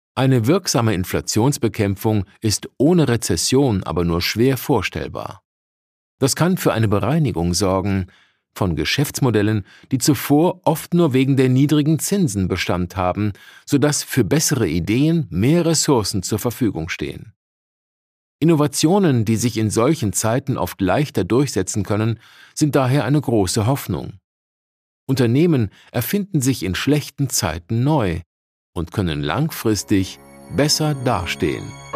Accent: Germany; Bei uns in Deutschland

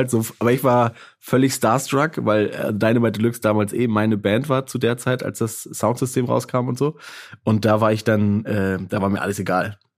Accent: Baltic coast, Germany; Wo bist du denn groß geworden? Äh, an der Ostsee, in einem kleinen Dorf an der Ostsee.

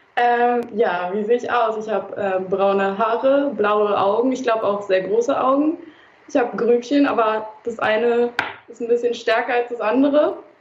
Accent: Berlin, Germany; aus Berlin, in Berlin geboren sogar

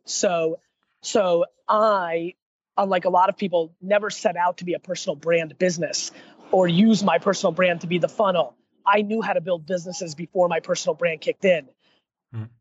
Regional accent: United States; also born or lived in Russia; I was born in Russia, and then uh, and then went to uh, America when I was a little kid

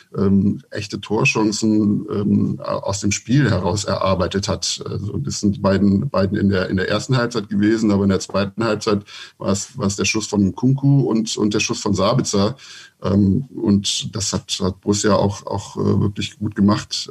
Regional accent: Mönchengladbach, North Rhine-Westphalia, Germany; moved away as an adult; now in Berlin, Germany; Bin aber gebürtiger Gladbacher

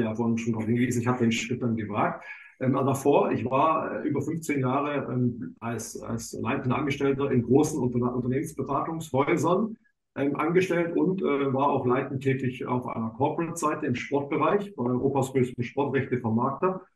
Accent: Swabia, Baden-Württemberg, Germany; moved away as an adult; now in Hamburg, Germany; ich bin eigentlich, vielleicht hört man so ein bisschen noch, ich bin eigentlich Schwabe

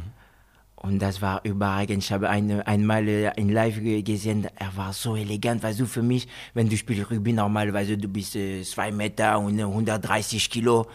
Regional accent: France; German is a second language; moved away as an adult; also born or lived in Guinea / Spain; now in Germany; Ich bin Franzose, geboren in Frankreich.

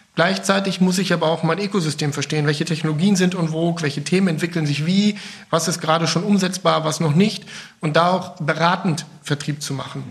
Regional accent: North Rhine-Westphalia, Germany; now in Bergisch Gladbach, Germany; ich bin gebürtiger Ostwestfale

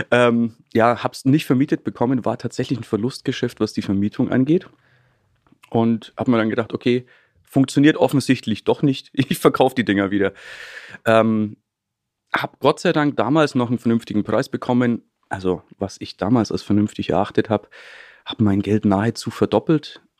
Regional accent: Treuchtlingen, Bavaria, Germany; Treuchtlingen, das ist so eine kleine Stadt in Mittelfranken, so zwischen München und Nürnberg

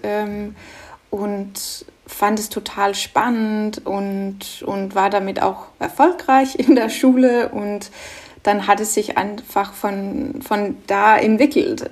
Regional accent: Norway; German is a second language; moved away; also born or lived in Denmark; Ich bin ja ursprünglich Dänin, aber in Norwegen groß geworden

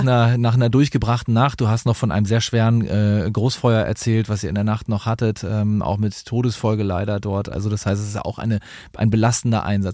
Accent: Dithmarschen, Schleswig-Holstein, Germany; in Dithmarschen vorstellen kann, wo ich herkomme

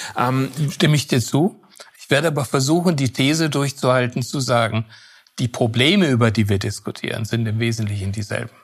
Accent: Southern Germany, Germany; ich komme ja aus Süddeutschland

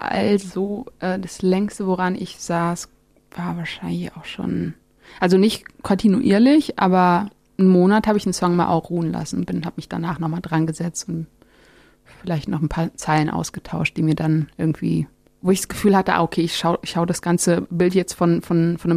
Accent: Germany; born there; Auch wenn meine Wurzeln irgendwie in Marokko liegen, bin ich ja in Deutschland geboren

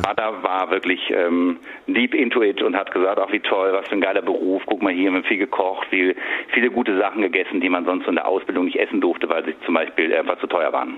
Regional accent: Sinzig, Rhineland-Palatinate, Germany; moved away as an adult; also born or lived in Berlin; in Sinzig, wo ich herkomme

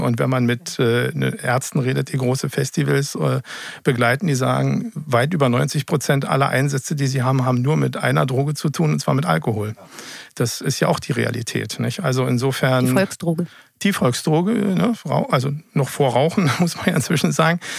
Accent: Berlin, Germany; gebürtiger Berliner

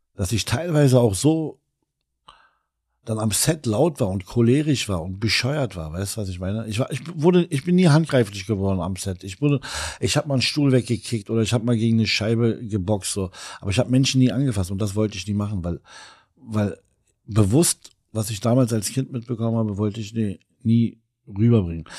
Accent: Berlin, Germany; als gebürtiger Kreuzberger Libanese

